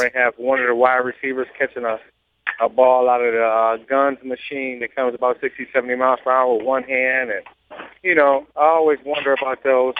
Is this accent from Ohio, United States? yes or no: yes; Cleveland, Ohio, United States; moved away; also born or lived in Miami; Yes, I'm from Cleveland.